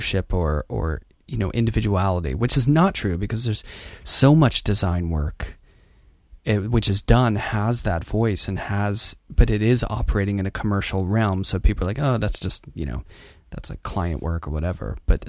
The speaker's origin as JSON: {"language": "English", "town": "Pittsburgh", "region": "Pennsylvania", "country": "United States", "tie": "born or raised there", "said": "Oh, my hometown."}